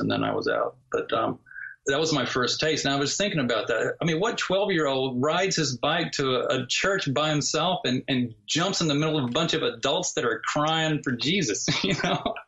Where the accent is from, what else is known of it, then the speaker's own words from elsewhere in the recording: the South, United States; moved away as an adult; also born or lived in Los Angeles, California; I grew up in the South, and that's the Bible Belt